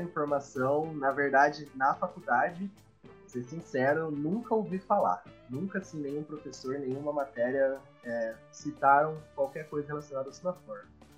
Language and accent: Portuguese; Curitiba, Paraná, Brazil; eu sou de Curitiba, estou em Curitiba no momento